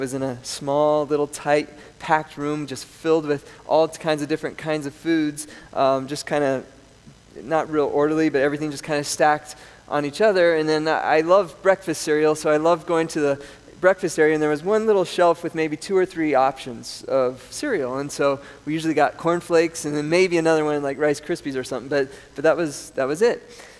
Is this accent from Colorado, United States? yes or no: yes; Colorado, United States; born there; also born or lived in South America; I grew up in South America. A lot of my younger childhood years were in South America. I was born in Colorado.